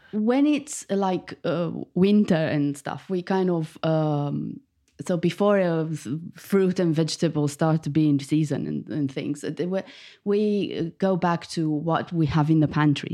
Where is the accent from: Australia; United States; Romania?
Romania; Bucharest; moved away as an adult; now in United Kingdom; I was born in Bucharest, the capital of Romania and I moved to the UK 15 years ago.